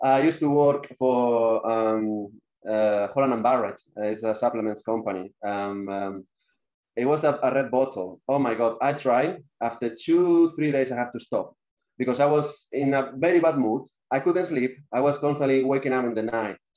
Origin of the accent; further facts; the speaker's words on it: Spain; moved away as an adult; now in London, United Kingdom; I'm from Spain